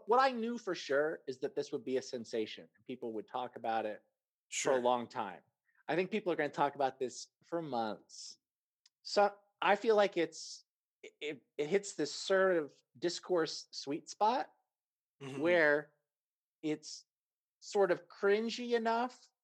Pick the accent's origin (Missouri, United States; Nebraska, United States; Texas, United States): Texas, United States; I'm from Texas, so I say gala.